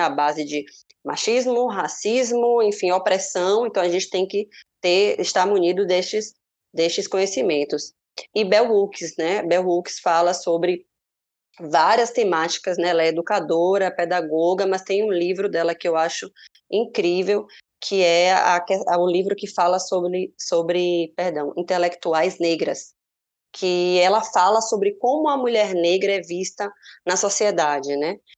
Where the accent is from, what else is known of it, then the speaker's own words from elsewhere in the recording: Salvador, Bahia, Brazil; Salvador, a cidade onde eu nasci